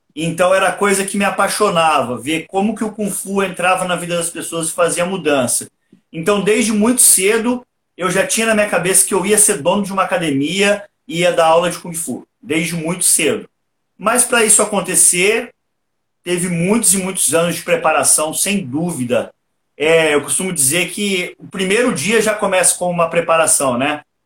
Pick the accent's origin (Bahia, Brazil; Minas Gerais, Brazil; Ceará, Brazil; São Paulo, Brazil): São Paulo, Brazil; Porto Ferreira; eu sou natural aqui de Porto Ferreira, interior de São Paulo mesmo.